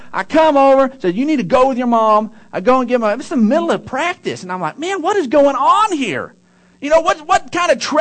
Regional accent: Odessa, Texas, United States; I grew up in Odessa, and in 6th grade there is the last year of elementary.

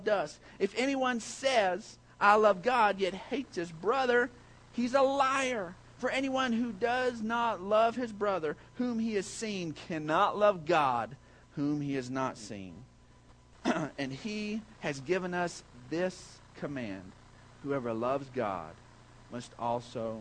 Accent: Odessa, Texas, United States; I grew up and lived in Odessa, Texas.

